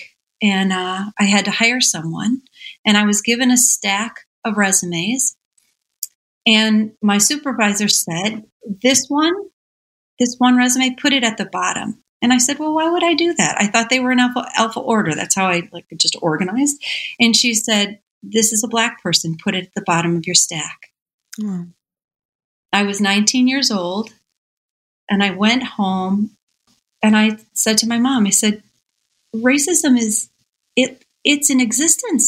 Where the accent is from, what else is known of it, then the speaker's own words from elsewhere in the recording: Michigan, United States; I was born and raised in Michigan in a little farming community